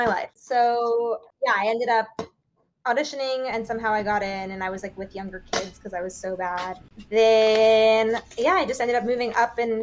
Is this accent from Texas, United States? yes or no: no; Midland Park, New Jersey, United States; I grew up in New Jersey, so I went to Miss Patty's School of Dance in Midland Park, New Jersey